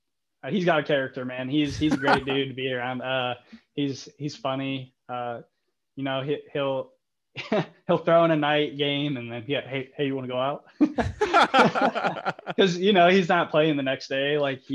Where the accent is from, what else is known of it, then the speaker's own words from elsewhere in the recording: Toledo, Ohio, United States; born there; now in Fort Wayne, United States; I was born in Toledo, and we both live in Fort Wayne